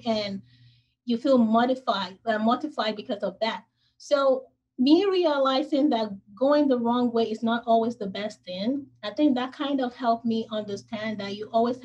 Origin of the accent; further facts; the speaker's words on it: Nigeria; moved away as an adult; now in United States; I was born in Nigeria